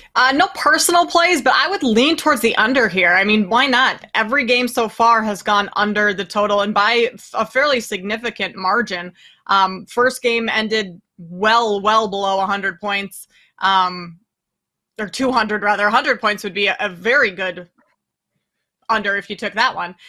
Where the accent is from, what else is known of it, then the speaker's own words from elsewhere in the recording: Minnesota, United States; I grew up in Minnesota